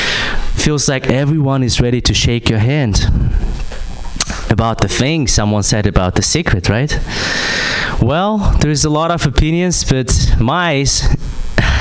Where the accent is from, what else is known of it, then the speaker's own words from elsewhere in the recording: Kazakhstan; moved away; I'm from Kazakhstan